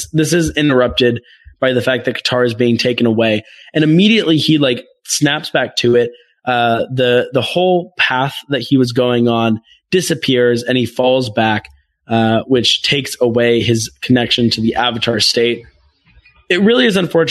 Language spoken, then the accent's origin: English; United States; I feel like I have Simone Biles pride as an American